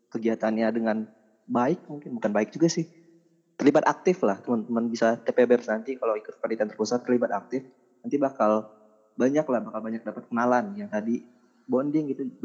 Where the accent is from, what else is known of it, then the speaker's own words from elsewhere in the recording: Padang, West Sumatra, Indonesia; Jadi kalau ditanya lokasi asal Padang atau Sumatera Barat